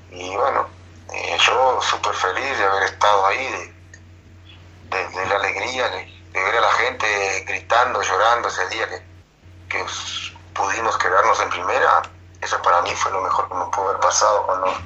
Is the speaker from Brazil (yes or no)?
no; Uruguay; a nosotros uruguayos nos gusta el meter, el correr